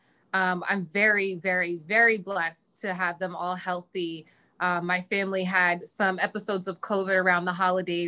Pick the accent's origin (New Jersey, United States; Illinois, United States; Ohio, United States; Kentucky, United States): New Jersey, United States; growing up in South Jersey, I live right outside of Philadelphia